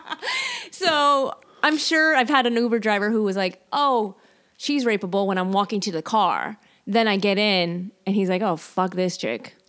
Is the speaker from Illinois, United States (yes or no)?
yes; Chicago, Illinois, United States; I'm from Chicago